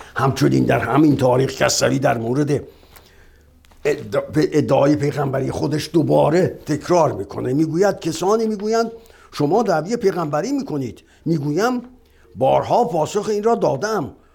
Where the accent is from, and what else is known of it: Iran